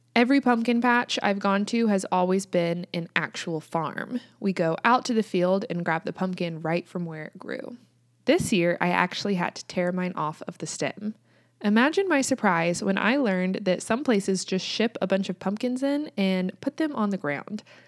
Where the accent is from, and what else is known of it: United States; also born or lived in Kansas